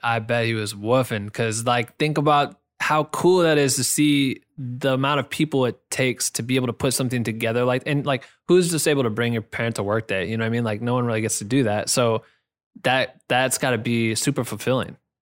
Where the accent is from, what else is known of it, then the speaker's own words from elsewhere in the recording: Iowa, United States; moved away; I'm from Iowa